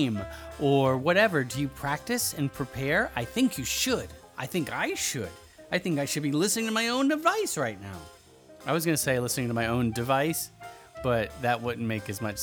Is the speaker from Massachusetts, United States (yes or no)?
no; Georgia, United States; moved away; I'm from the South, right? I'm originally from Georgia